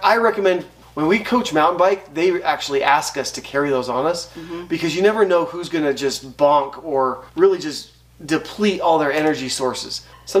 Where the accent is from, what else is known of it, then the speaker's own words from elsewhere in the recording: Arizona, United States; now in Idaho, United States; I grew up hiking in Arizona